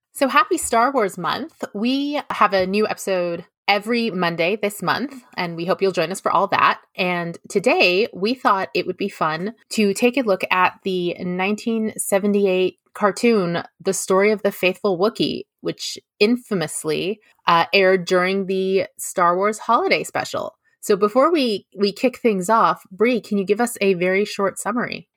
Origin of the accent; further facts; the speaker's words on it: Toronto, Ontario, Canada; accent: GTA Canadian; It's like a G T A Canadian accent